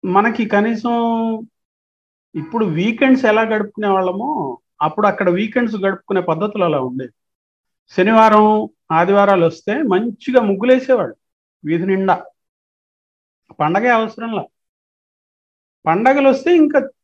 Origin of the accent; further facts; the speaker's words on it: Rajampet, Andhra Pradesh, India; also born or lived in Kadapa; నేను పుట్టింది కడప టౌన్లోనే పుట్టాను కానీ జస్ట్ ఒక ఐదేళ్ల వయసుకే నాన్నగారికి రాజంపేట ట్రాన్స్ఫర్ కావడం వల్ల రాజంపేట లో మన్నూరు అని విలేజ్